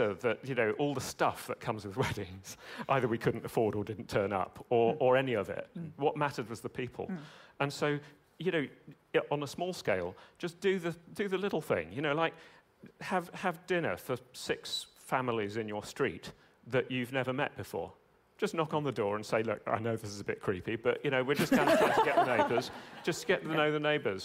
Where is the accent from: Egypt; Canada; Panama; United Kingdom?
United Kingdom; I'm British